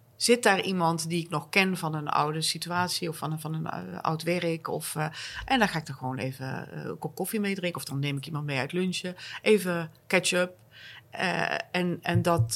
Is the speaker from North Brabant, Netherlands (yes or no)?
yes; North Brabant, Netherlands; accent: zachte G; moved away as an adult; now in Stockholm, Sweden; als Brabantse uit Stockholm belt